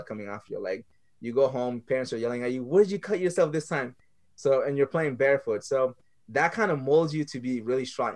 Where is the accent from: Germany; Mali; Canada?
Mali; also born or lived in France; now in United States; growing up in Mali, third world country, one of the poorest countries in the world